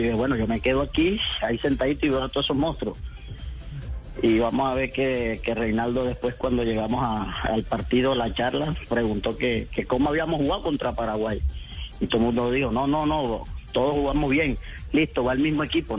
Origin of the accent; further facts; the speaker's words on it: Colombia; confío yo como colombiano